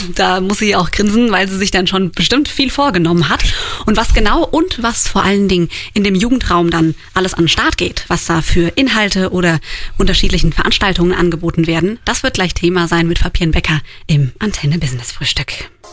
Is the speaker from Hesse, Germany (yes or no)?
no; Roxheim, Rhineland-Palatinate, Germany; Ich bin auch aus dem Ort